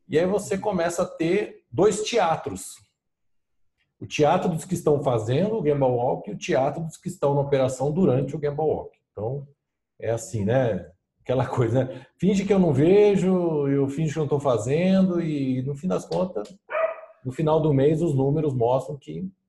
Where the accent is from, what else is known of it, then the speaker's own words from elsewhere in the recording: São Paulo, Brazil; também sou de São Paulo, não esqueça disso.